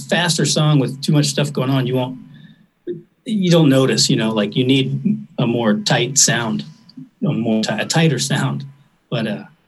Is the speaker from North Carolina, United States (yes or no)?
yes; North Carolina, United States; I'm from North Carolina.